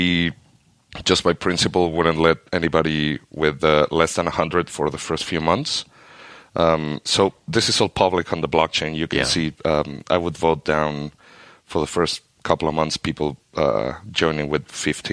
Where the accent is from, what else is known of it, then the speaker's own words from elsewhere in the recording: Argentina; I am from Argentina